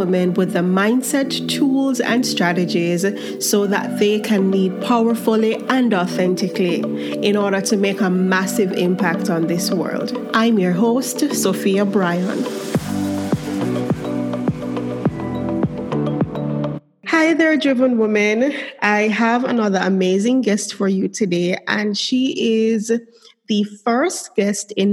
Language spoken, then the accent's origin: English; Jamaica; it's the Jamaican in me.